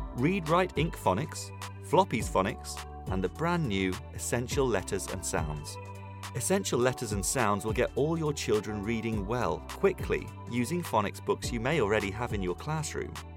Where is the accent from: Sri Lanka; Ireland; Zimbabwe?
Ireland; now in London, United Kingdom; I'm from Ireland